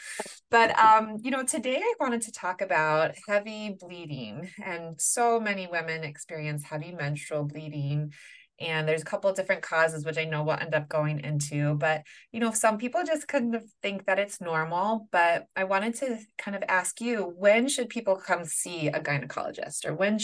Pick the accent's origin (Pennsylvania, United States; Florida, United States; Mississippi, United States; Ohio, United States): Pennsylvania, United States; Pittsburgh; I love Pittsburgh, it's my hometown.